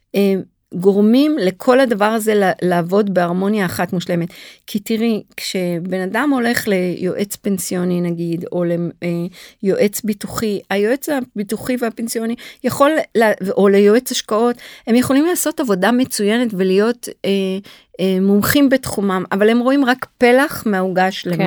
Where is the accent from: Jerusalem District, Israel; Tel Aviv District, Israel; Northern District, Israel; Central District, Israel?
Tel Aviv District, Israel; Tel Aviv; also born or lived in New York; גדלתי כל החיים בתל אביב